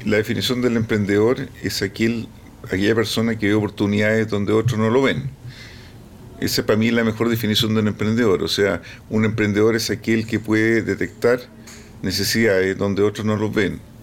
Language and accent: Spanish; Chile; soy chileno, hablando en, inglés más o menos